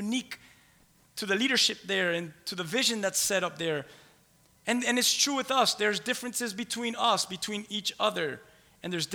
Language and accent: English; Key West, Florida, United States; moved away; I'm from Key West. I'm a conch, C-O-N-C-H, Key West conch